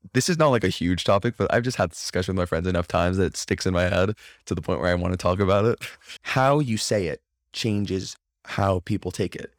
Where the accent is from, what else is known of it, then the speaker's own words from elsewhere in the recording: Florida, United States; also born or lived in Crown Heights, New York; now in New York, United States; growing up, it was, like, a normal thing 'cause I'm from Florida originally